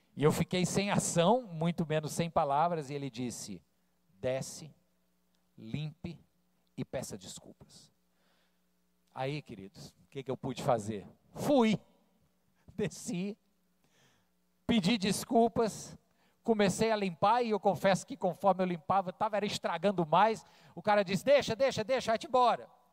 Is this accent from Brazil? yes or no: yes; Fortaleza, Ceará, Brazil; also born or lived in Rio de Janeiro, Brazil; Quando eu cheguei em Fortaleza, eu tinha 10 anos, eu vim do Rio, 1985, cheguei aqui com 10 anos, e fui um pré-adolescente traquina